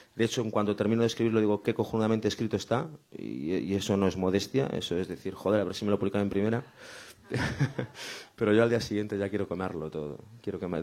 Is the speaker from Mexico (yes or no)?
no; Sanxenxo, Galicia, Spain; San Senso que era mi pueblo, es mi pueblo